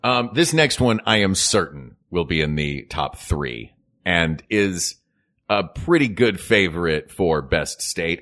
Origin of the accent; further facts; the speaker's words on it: Tennessee, United States; I'm from Tennessee